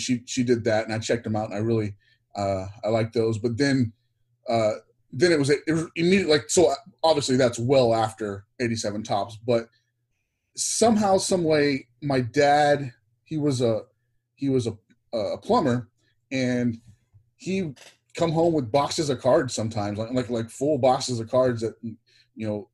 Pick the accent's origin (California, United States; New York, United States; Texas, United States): Texas, United States; lived growing up in Texas.